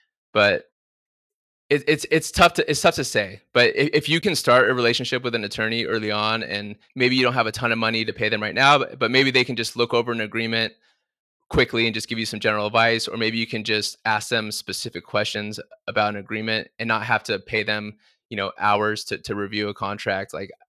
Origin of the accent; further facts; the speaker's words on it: Palm Desert, California, United States; because I grew up out in Palm Desert by Palm Springs. And growing up, I didn't know anyone that worked in the music business.